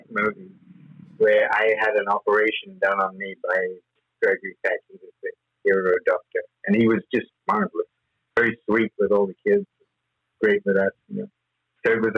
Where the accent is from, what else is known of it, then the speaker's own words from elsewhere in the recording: London, United Kingdom; moved away; also born or lived in Hong Kong; we went back to England, and I grew up in England, in London.